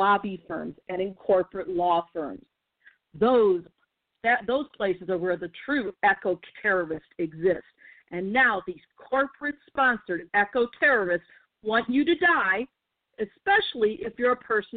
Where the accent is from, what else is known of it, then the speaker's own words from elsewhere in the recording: St. Louis, Missouri, United States; here in my hometown of St. Louis, Missouri